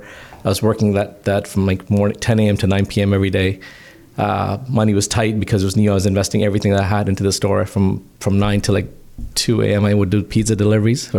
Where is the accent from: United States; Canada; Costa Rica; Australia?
Canada; I was born here in Canada, but my parents were immigrants